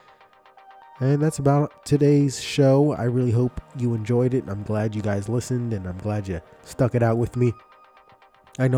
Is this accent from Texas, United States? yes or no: no; Philadelphia, Pennsylvania, United States; I grew up in Philly, right near a place called Kensington